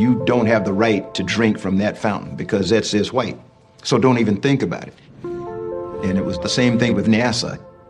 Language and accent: English; the South, United States; But growing up in the Jim Crow South, you knew what you could and couldn't do, and you didn't press the system.